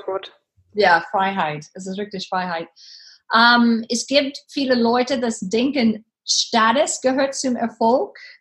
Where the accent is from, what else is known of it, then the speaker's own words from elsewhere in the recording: Texas, United States; German is a second language; moved away as an adult; now in Germany; Ich bin eine Texanerin